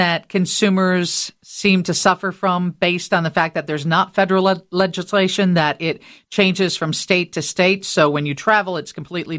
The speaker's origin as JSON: {"language": "English", "town": "Rockford", "region": "Illinois", "country": "United States", "tie": "born or raised there", "said": "when I was young, growing up in Rockford"}